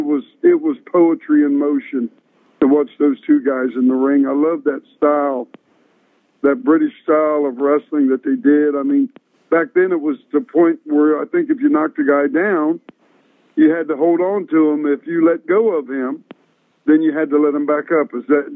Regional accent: Ohio, United States; moved away as an adult; also born or lived in Calgary, Alberta, Canada; I was a young guy. I was from Ohio, a small town

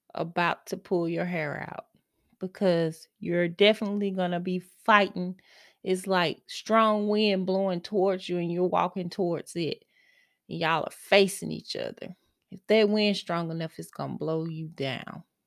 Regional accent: Mississippi, United States; now in Texas, United States; I am from Mississippi and I moved, I'm now in Texas, I'm still here

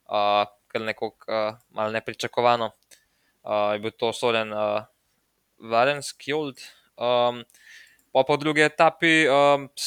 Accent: Slovenia; Um tem tednu smo Slovenci dobili prvo medaljo, prvi dve medalji na svetovnih prvenstvih eh, na velodromu.

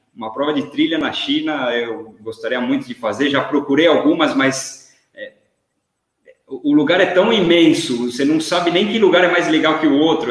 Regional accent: Brazil; moved away; Aqui, quando eu falo que eu sou brasileiro, os caras já me perguntam se eu sou do Rio

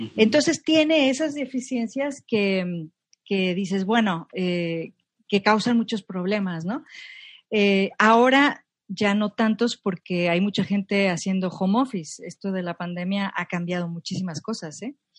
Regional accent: Monterrey, Nuevo León, Mexico; born or raised there; moved away as an adult; also born or lived in Mexico City / Zurich; now in Madrid, Spain

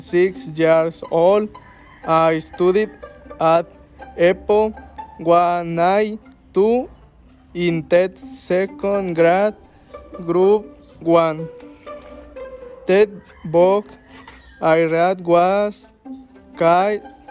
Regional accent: Luvianos, State of Mexico, Mexico; English is a second language; I am from Lubianos.

